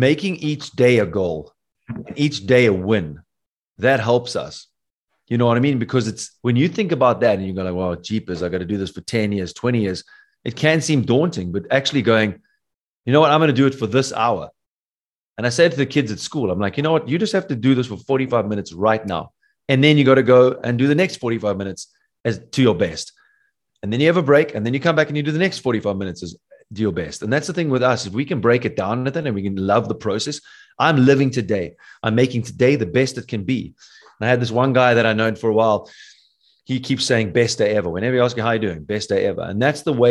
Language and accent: English; South Africa; I'm from South Africa.